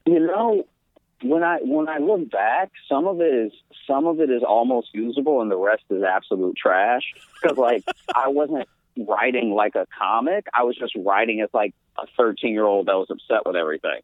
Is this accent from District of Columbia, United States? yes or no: no; Louisiana, United States; moved away as an adult; also born or lived in Chicago; now in New York, United States; I grew up in Louisiana. That's where I was born.